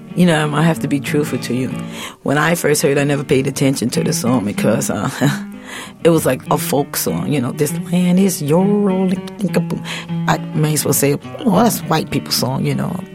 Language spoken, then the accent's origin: English; United States; I'm not African but my ancestors are African and I am American